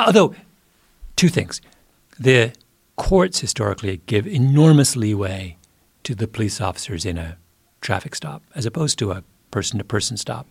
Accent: Southwest Ontario, Canada; moved away; my little hometown in Southwest Ontario, sleepy, you know, farm country

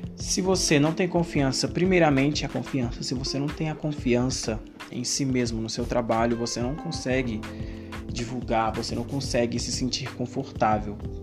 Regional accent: Betim, Minas Gerais, Brazil; eu sou de BH, de Betim

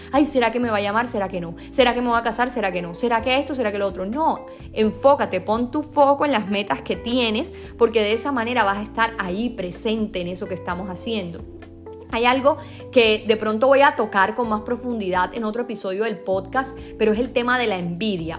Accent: Sincelejo, Sucre, Colombia; yo por ejemplo nací en Cincelejo

